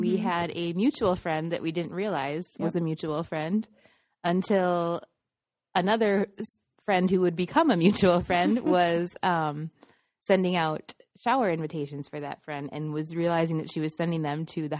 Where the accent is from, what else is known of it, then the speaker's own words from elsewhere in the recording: Midwest, United States; now in Arizona, United States; I am a former teacher and Midwesterner turned writer and Arizona desert dweller.